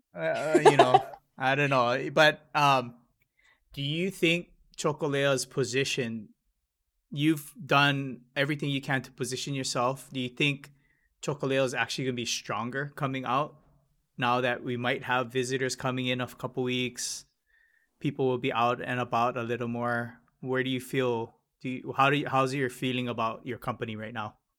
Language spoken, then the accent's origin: English; Hilo, Hawaii, United States; I'm from Hilo.